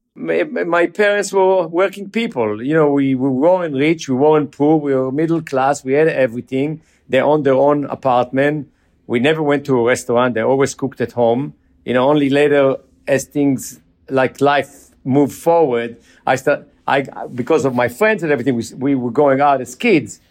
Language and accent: English; Jerusalem, Jerusalem District, Israel; moved away as an adult; we grew up in Jerusalem.